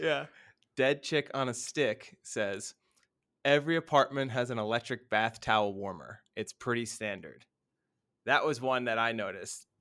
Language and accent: English; United States; moved away; as an American